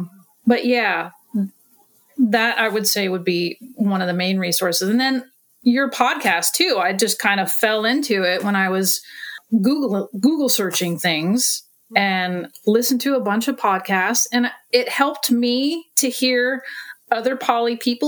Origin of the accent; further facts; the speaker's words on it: Portland, Oregon, United States; from Portland, Oregon.